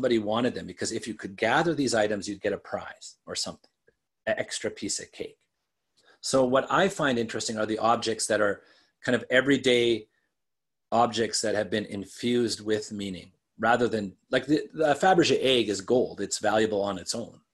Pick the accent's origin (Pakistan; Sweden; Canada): Canada; Western Canada; I grew up in Western Canada